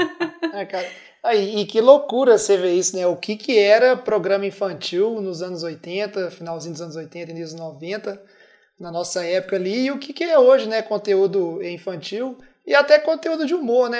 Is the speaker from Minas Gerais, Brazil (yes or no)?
yes; Minas Gerais, Brazil; somos mineiros e aqui se escreve dessa